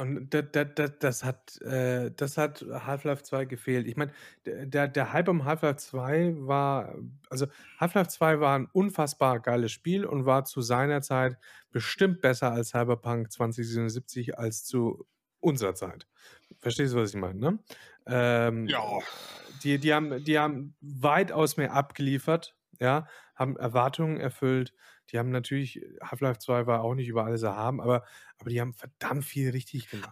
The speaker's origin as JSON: {"language": "German", "region": "Silesian Voivodeship", "country": "Poland", "moved": "yes", "said": "ich bin ja selber Pole"}